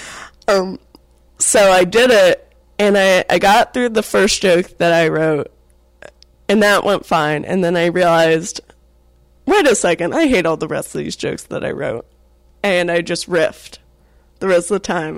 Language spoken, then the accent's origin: English; Atlanta, Georgia, United States; also born or lived in North Carolina; I grew up in Atlanta